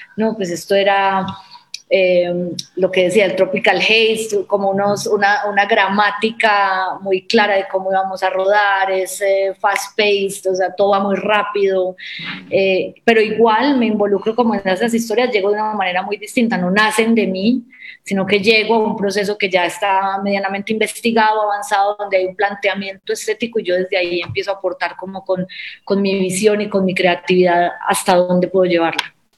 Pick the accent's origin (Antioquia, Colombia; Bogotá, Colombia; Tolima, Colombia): Antioquia, Colombia; Medellín; yo soy de Medellín, crecí con esa historia